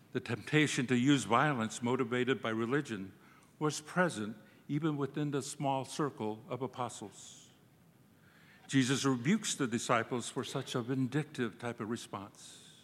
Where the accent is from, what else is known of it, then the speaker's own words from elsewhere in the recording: Cochiti Pueblo, New Mexico, United States; English is a second language; also born or lived in Santa Fe; I'm from the Cochitipueblo tribe in New Mexico. I was raised on the reservation by my grandfather